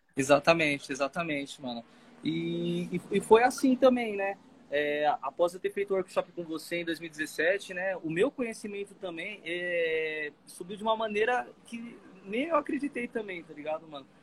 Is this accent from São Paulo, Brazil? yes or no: yes; Caieiras, São Paulo, Brazil; sou daqui de Caeira, São Paulo